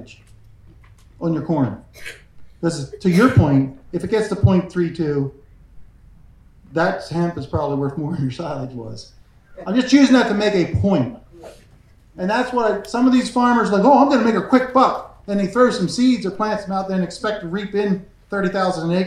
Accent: Pennsylvania, United States; I'm from Pennsylvania

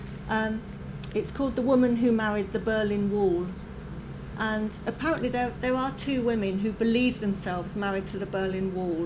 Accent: Margate, South East England, United Kingdom; moved away as an adult; also born or lived in London; now in Penzance, United Kingdom; I grew up in Margate in Kent, and I live in Penzance now

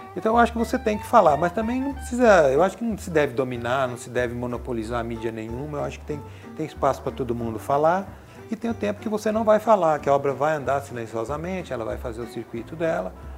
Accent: Cravinhos, São Paulo, Brazil; eu venho de uma cidade pequena do interior de São Paulo chamada Cravinhos

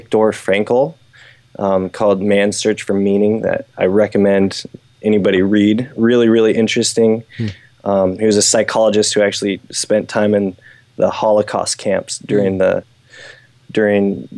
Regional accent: United States; I grew up doing in the States

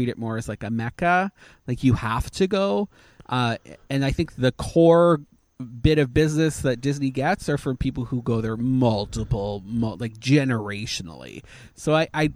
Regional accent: Canada; now in United States; I'm a Canadian national, so I can be allowed back

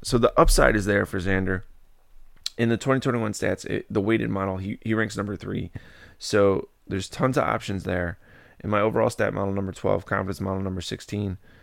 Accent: Chicago, Illinois, United States; my hometown area of the Chicagoland area

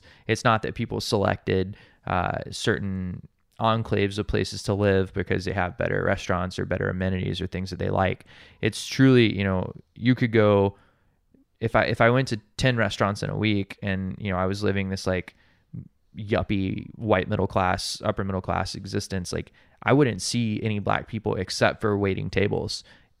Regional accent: Montgomery, Alabama, United States; also born or lived in Atlanta, United States; now in Hawaii, United States; So I grew up in Montgomery, Alabama, which is where Dr. King started his ministry at Dexter Avenue Baptist Church.

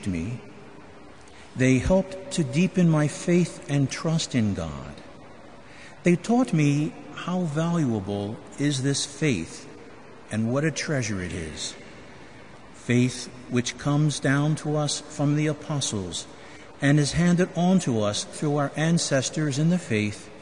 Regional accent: Philadelphia, Pennsylvania, United States; now in Chicago, United States; As a young child growing up in Philadelphia

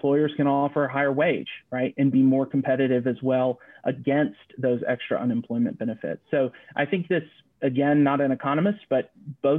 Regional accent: Greenville, South Carolina, United States; in my hometown of Greenville, South Carolina

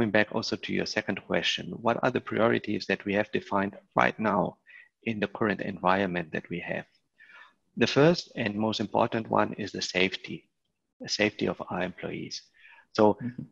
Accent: Spain; also born or lived in Germany; now in Barcelona, Spain; I am originally also from Spain.

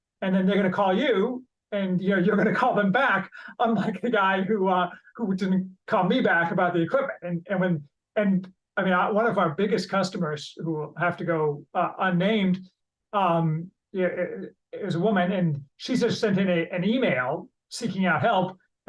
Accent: Chicago, Illinois, United States; now in Indiana, United States; returned to Indiana, where I'm from Chicago, to take a business job

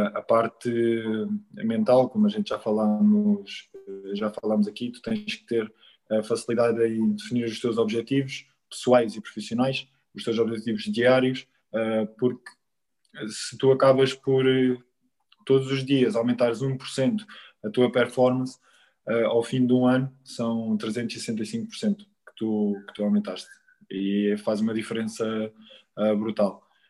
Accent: Quarteira, Algarve, Portugal; moved away; no Quarteirense, um clube do Algarve, da terra onde, onde, eu, onde eu cresci

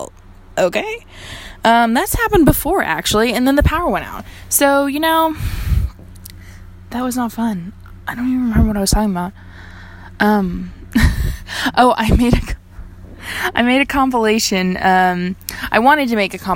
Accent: Fort Worth, Texas, United States; also born or lived in Lubbock, Texas; moving home has been great, actually. I am from Fort Worth

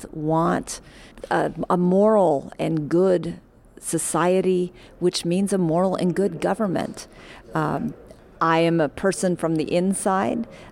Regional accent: Oakland, California, United States; I'm an Oaklander. I'm a girl that was born and raised and have the incredible honor and privilege of having been elected to lead my hometown

